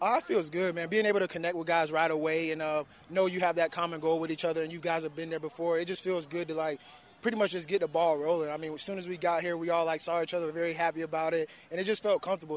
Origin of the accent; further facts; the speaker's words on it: Florida, United States; now in Houston, United States; I'm from Florida, so I love the South, so being back here feels like home to me